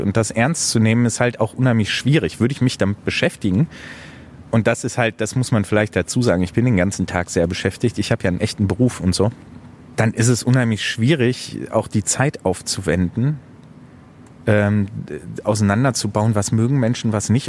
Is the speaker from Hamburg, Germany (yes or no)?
yes; Hamburg, Germany; also born or lived in Bochum; now in Essen, Germany; Also da ich in Hamburg geboren bin, ist Hamburg ein bisschen Heimat. Essen ist ein bisschen Heimat, weil ich da wohne.